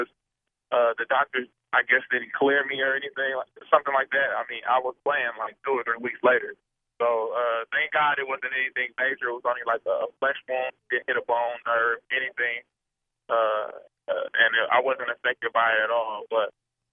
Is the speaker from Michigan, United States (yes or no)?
no; Milwaukee, Wisconsin, United States; Growing up in Milwaukee